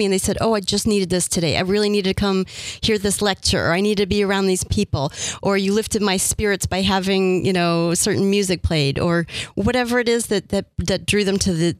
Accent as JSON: {"language": "English", "town": "Cleveland", "region": "Ohio", "country": "United States", "also_born_or_lived": "Washington, D.C.", "moved": "as an adult", "lives_now": "San Diego, United States", "said": "I was originally from Cleveland, Ohio"}